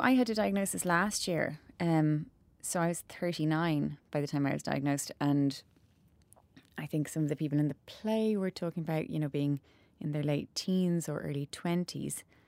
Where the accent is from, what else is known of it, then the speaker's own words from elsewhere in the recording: Cobh, Munster, Ireland; we grew up in Cove